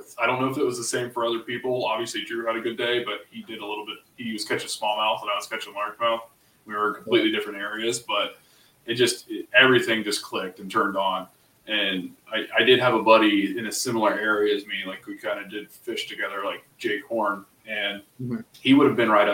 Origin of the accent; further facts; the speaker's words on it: Ohio, United States; we're both from Ohio